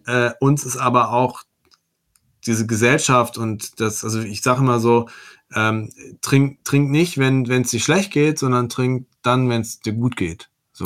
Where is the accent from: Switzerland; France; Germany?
Germany; Werne, North Rhine-Westphalia; Ich komme aus Werne